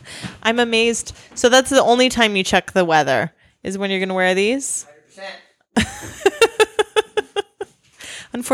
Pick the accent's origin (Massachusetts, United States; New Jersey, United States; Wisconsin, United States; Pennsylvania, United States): Wisconsin, United States; now in New York, United States; I grew up in Wisconsin.